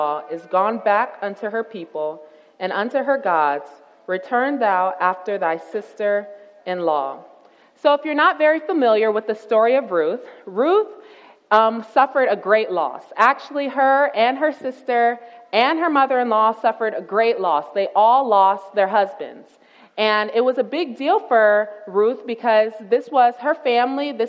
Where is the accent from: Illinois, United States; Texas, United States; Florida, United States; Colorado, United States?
Florida, United States; Tampa; moved away as an adult; I'm a city girl. I'm originally from Tampa, Florida